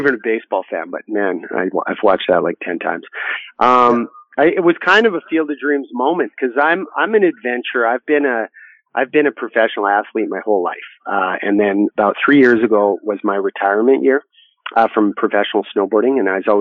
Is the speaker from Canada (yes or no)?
yes; Canada; I'm from Canada